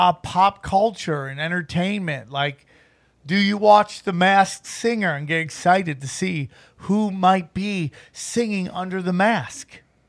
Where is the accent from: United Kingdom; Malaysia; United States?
United States; Syracuse, New York; I'm from Syracuse area.